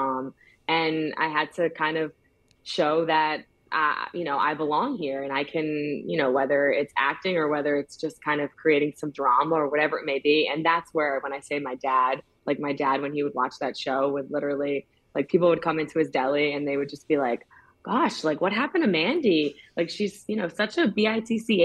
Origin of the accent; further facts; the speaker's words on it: Yorktown Heights, New York, United States; I grew up in Yorktown Heights. It's in Westchester County, New York